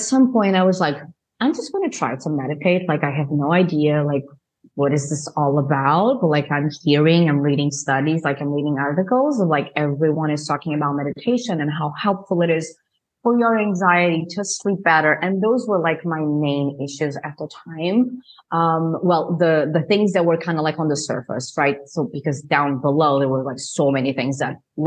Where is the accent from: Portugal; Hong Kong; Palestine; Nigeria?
Portugal; moved away as an adult; also born or lived in New Jersey, United States; now in Spain; I am from Portugal, I am in Spain right now